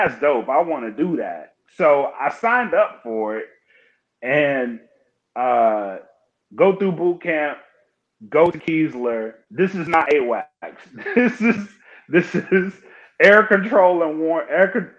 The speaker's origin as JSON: {"language": "English", "town": "Oakdale", "region": "Louisiana", "country": "United States", "tie": "born or raised there", "moved": "as an adult", "said": "So I was born and raised in Oakdale, Louisiana. I'm from Louisiana. I'm a South boy"}